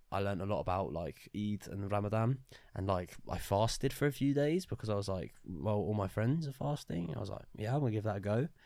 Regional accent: Luton, East of England, United Kingdom; Luton is a town. We're from Luton.

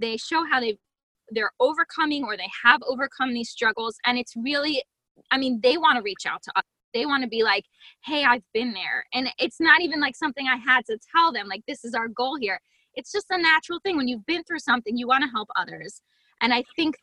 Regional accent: Harrisburg, Pennsylvania, United States; Harrisburg, Pennsylvania

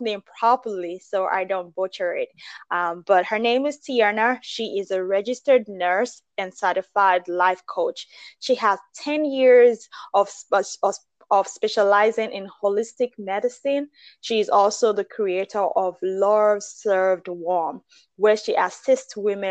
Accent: Nigeria; I'm Nigerian

